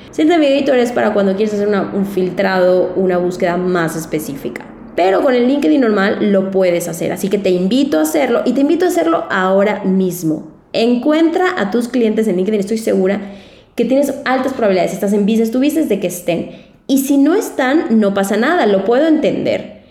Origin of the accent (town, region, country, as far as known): Mexico